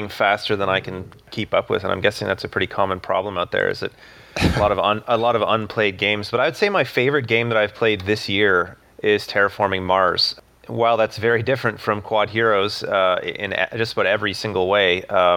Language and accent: English; Ottawa, Ontario, Canada; I'm from Ottawa, Canada